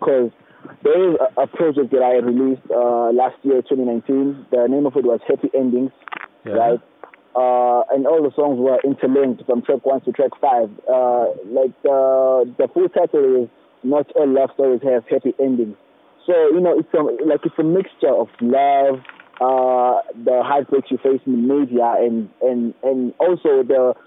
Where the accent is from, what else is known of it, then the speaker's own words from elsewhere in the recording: Estcourt, KwaZulu-Natal, South Africa; I have the audience around my hometown.